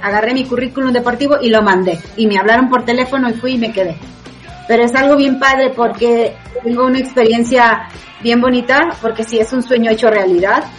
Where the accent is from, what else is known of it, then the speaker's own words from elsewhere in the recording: Mexico; cuando yo fui la primera vez era la única mexicana que había en el 2013